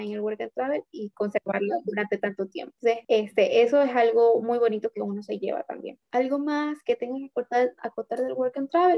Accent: Ecuador; aquí fuimos un grupo de ecuatorianos

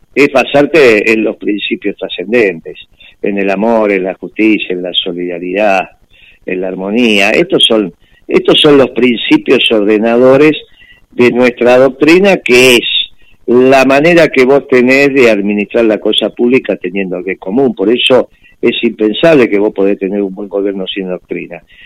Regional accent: Argentina; nosotros somos un, un pueblo nacionalista que recibe a los extranjeros de brazos abiertos, y eso solamente podía construirse en Argentina

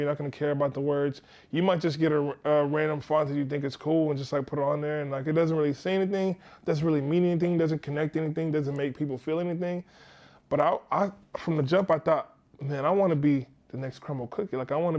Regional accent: Nigeria; so I'm Nigerian as well.

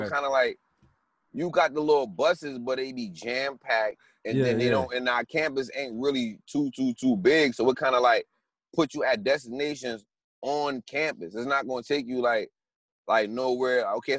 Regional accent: Northeast, United States; Me growing up in the Northeast, you don't need a car for shit.

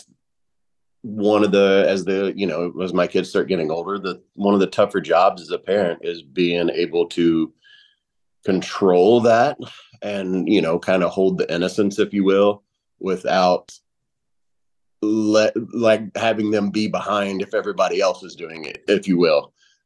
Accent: Kentucky, United States; moved away as an adult; growing up in Kentucky, for one, I grew up in a dry county

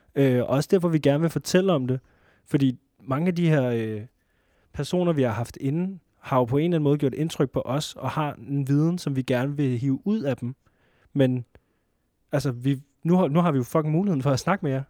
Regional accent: Næstved, Zealand, Denmark; nu kommer vi fra Næstved

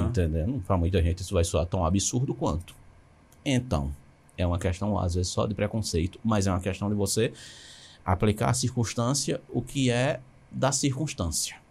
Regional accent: Garanhuns, Pernambuco, Brazil; Eu sou de Garanhões, vivi minha infância eu estou em Garanhões

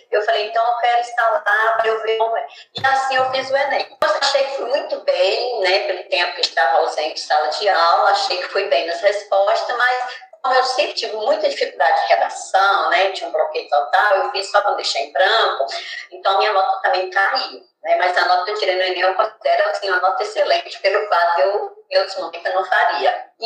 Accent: Bahia, Brazil; moved away as an adult; now in São Mateus, Brazil; moro em São Mateus desde 1992. Né? E assim, fui me adaptando à cidade. Nos primeiros períodos, assim, logo que eu cheguei, eu tive muita dificuldade, porque eu achei o povo daqui bem diferente do povo da Bahia

